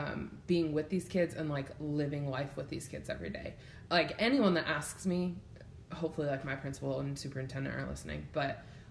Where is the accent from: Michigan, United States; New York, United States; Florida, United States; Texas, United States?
New York, United States; Syracuse; moved away as an adult; now in Arkansas, United States; No, I'm from Syracuse, which is upstate.